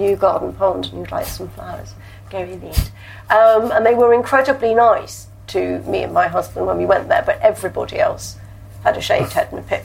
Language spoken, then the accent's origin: English; London, United Kingdom; I was born here, I was born in Guy's Hospital, so I am technically a Cockney